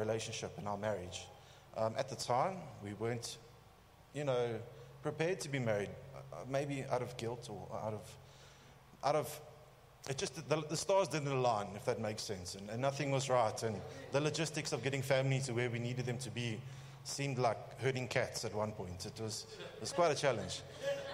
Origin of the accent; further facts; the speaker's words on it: Johannesburg, Gauteng, South Africa; I grew up in Joburg